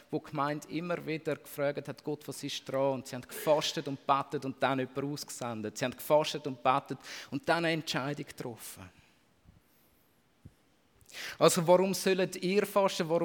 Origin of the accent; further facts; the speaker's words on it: Switzerland; Als Schweizer ähm, ist uns das, glaube ich, nicht im Unterbewusstsein und nicht im Bewusstsein.